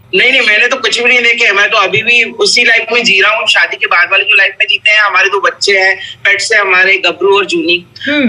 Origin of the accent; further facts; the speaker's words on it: Haryana, India; मैं हरियाणा से बिलोंग करता हूँ